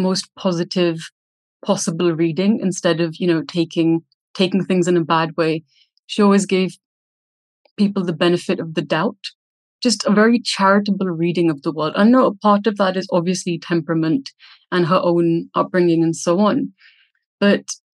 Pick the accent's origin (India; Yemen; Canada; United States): India; growing up in India